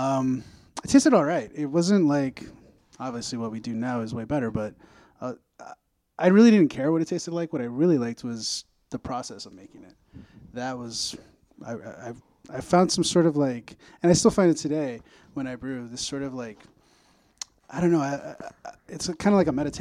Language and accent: English; El Paso, Texas, United States; moved away as an adult; now in Chicago, United States; We're originally from El Paso, Texas. I moved here in about 2005 to go to art school